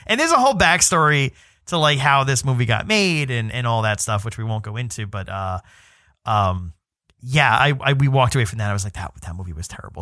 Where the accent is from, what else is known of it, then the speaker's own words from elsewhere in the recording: New York City, New York, United States; I'm from New York City